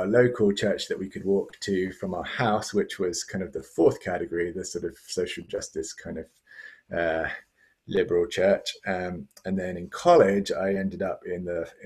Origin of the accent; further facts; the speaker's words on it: London, United Kingdom; moved away as an adult; also born or lived in Cambridge; now in Tallahassee, United States; I was born in England, and I grew up in the Church of England